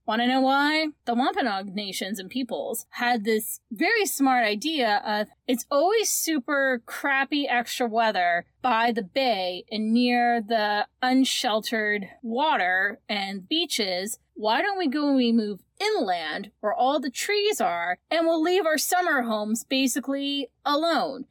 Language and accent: English; Canada; we are Canadian